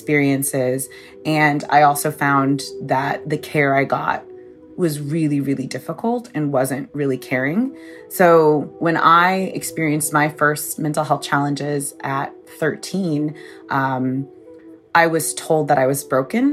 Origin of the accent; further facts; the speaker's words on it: Georgia, United States; I was growing up in Georgia as a Black goth kid in the 90s